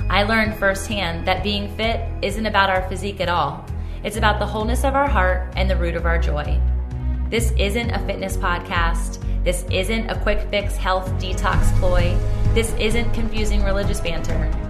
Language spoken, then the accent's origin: English; Indiana, United States; it's deeper than just, hey, I'm from Indiana.